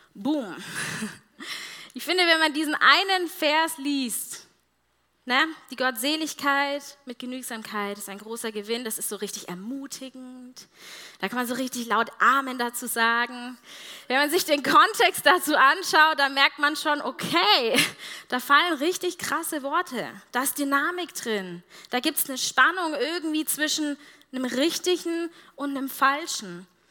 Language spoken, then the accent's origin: German; Germany; als Deutsche